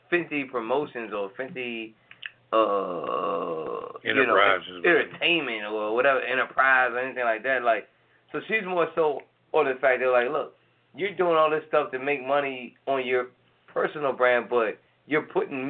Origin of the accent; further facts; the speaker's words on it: Atlanta, Georgia, United States; It's our hometown. It's our hometown, yeah. Atlanta